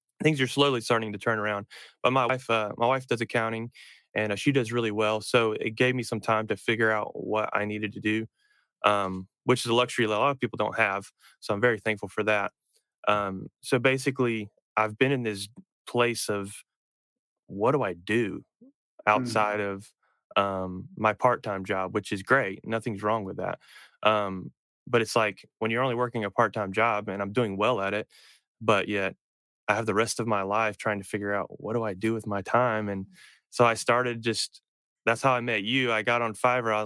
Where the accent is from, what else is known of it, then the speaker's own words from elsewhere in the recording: North Carolina, United States; moved away as an adult; also born or lived in upstate New York; I grew up in North Carolina, and then I went to college in South Carolina.